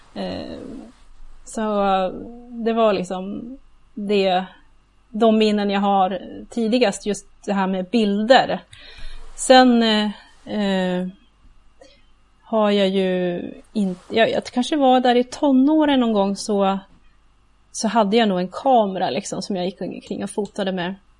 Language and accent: Swedish; Gävle, Gävleborg County, Sweden; moved away as an adult; also born or lived in Uppsala; now in near Uppsala, Sweden; Jag kommer ju ursprungligen från Gävle. Okej. Okay. Eh, så jag har bott där ända tills jag blev ja, myndig